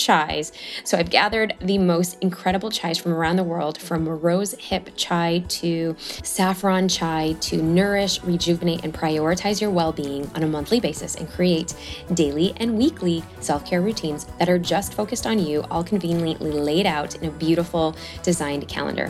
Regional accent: Chicago, Illinois, United States; moved away; We're both from Chicago

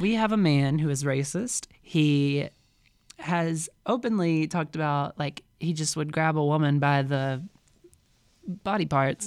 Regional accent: Mississippi, United States; moved away as an adult; I was from Mississippi

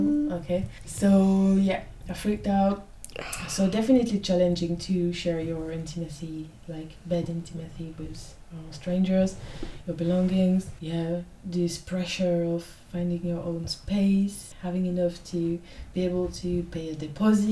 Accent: France; English is a second language; moved away as an adult; now in London, United Kingdom

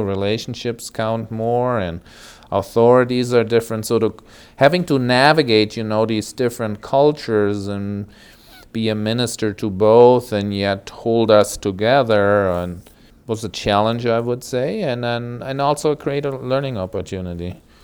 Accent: Germany; moved away as an adult; now in United States; I grew up in West Germany. My family originally was from East Germany.

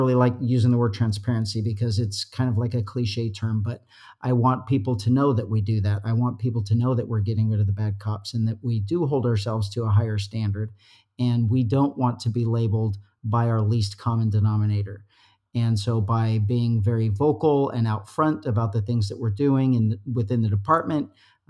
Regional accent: Utah, United States; moved away as an adult; now in California, United States; I love it here. I've been here since 1989. I'm a transplant from Utah

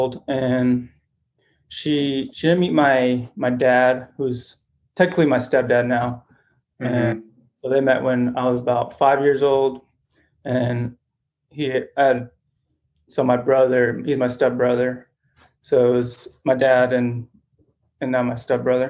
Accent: Phoenix, Arizona, United States; also born or lived in Mexico; I grew up in Phoenix, Arizona

